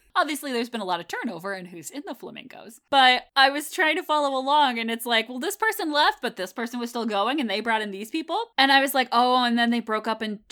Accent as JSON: {"language": "English", "region": "Connecticut", "country": "United States", "tie": "born or raised there", "said": "me growing up in Connecticut"}